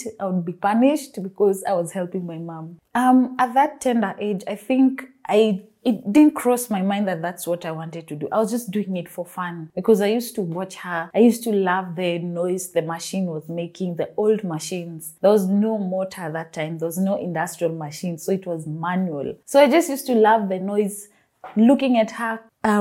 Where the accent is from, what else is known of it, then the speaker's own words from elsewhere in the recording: Nairobi, Kenya; I'm from Nairobi, Kenya